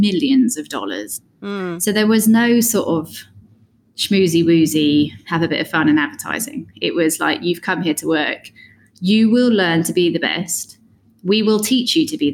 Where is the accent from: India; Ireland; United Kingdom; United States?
United Kingdom; moved away as an adult; also born or lived in London; I am British, but haven't been in Britain for 14 years or something